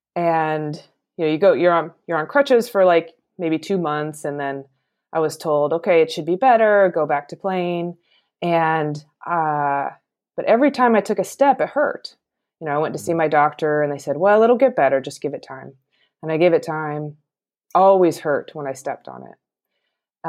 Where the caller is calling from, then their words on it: Portland, Oregon, United States; I'm calling from Portland, Oregon